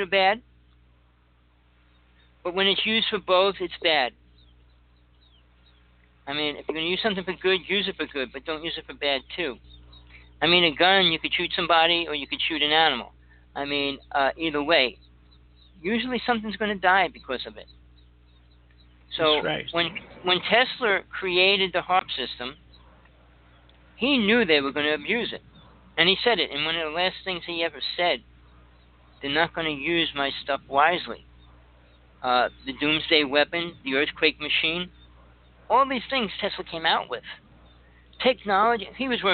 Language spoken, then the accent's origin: English; New Jersey, United States; I grew up in Jersey